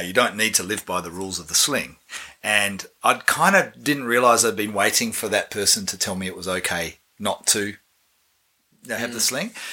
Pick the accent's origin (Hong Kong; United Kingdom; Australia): Australia; also born or lived in New Zealand; now in Wellington, New Zealand; I am Australian living in New Zealand